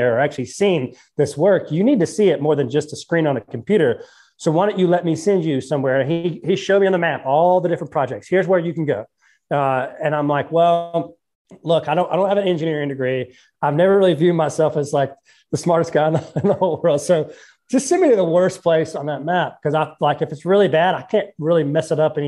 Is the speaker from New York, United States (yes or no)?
no; North Carolina, United States; I'm from the Carolinas